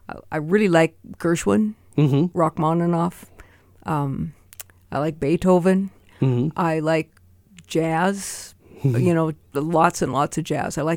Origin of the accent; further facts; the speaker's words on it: Great Falls, Montana, United States; I was born in Great Falls and went to school at Lewis and Clark and East Middle School and Great Falls High. Mm. So I'm a local girl.